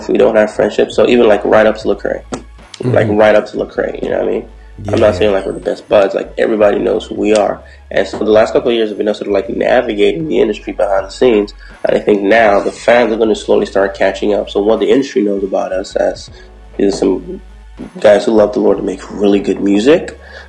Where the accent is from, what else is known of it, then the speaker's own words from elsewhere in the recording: Toronto, Ontario, Canada; Because we're from Toronto, we bring a unique sound, a unique feel to everything.